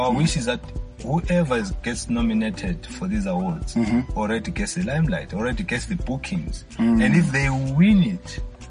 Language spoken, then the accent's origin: English; Bulawayo, Zimbabwe; every time I would say to a foreigner, I'm from Bulawayo